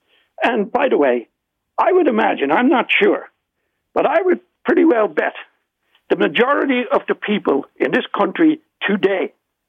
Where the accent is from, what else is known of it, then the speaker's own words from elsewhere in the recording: Ireland; accent: Irish; now in Peterborough, Canada; you can hear by my accent, I'm Irish.